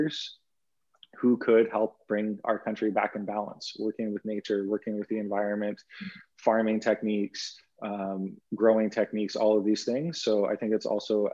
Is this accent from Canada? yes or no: yes; Canada; what I stand for as a Canadian